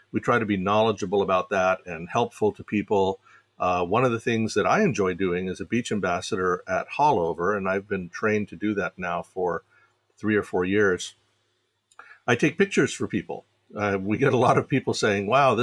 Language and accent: English; Fairfax County, Virginia, United States; I grew up in Fairfax County, Virginia